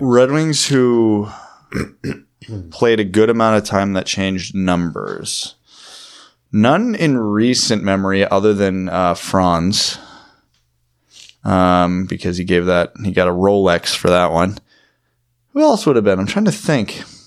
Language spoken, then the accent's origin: English; Ontario, Canada; I'm from Ontario